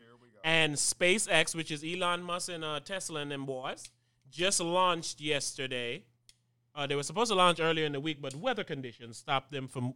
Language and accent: English; U.S. Virgin Islands; moved away; Growing up on Rock City, St. Thomas